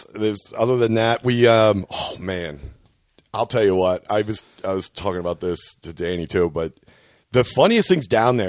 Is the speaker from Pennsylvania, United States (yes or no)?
yes; Philadelphia, Pennsylvania, United States